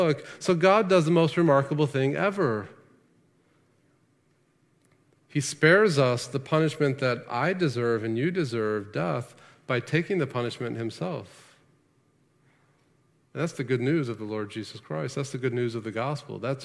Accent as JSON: {"language": "English", "country": "United States", "said": "as Americans"}